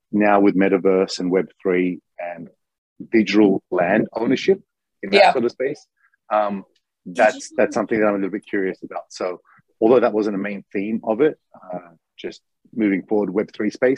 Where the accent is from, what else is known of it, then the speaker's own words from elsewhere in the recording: Melbourne, Victoria, Australia; now in Japan; I'm from Melbourne